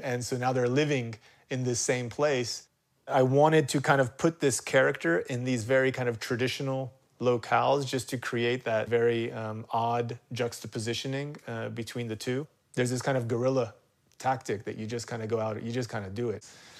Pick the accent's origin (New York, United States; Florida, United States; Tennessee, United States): Florida, United States; Jacksonville; I was born in Jacksonville, Florida, to Afghan parents.